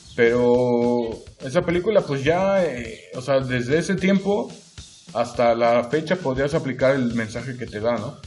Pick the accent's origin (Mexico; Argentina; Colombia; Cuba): Mexico; Yautepec, Morelos; Soy de aquí, originario de aquí de Morelos. Em, para más específico, eh, nací en Yautepec, soy yautepense